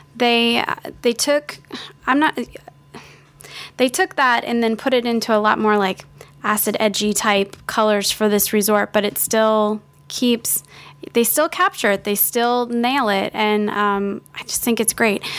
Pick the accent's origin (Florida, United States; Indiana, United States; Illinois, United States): Florida, United States; South; also born or lived in Miami Springs, Florida; I grew up in South Florida